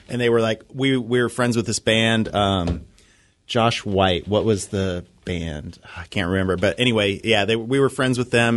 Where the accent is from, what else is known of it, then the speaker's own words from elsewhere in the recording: Idaho, United States; moved away as an adult; now in Seattle, United States; I'm originally from Idaho.